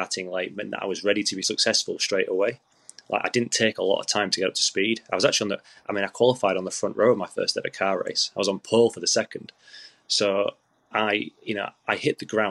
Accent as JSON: {"language": "English", "region": "Yorkshire and the Humber", "country": "United Kingdom", "said": "I'm a Yorkshireman"}